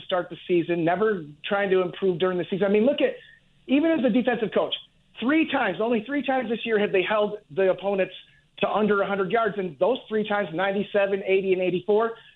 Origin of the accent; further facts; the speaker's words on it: Michigan, United States; I'm from Michigan